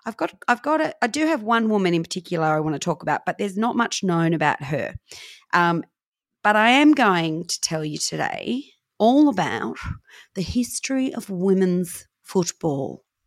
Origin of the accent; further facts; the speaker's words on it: Newcastle, New South Wales, Australia; I was born in Newcastle and I'm adopted.